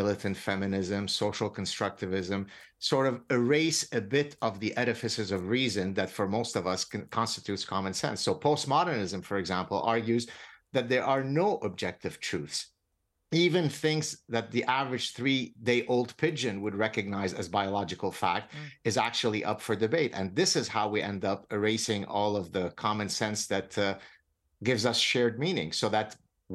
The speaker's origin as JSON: {"language": "English", "country": "Lebanon", "moved": "yes", "said": "I come from Lebanon. I escaped execution in Lebanon"}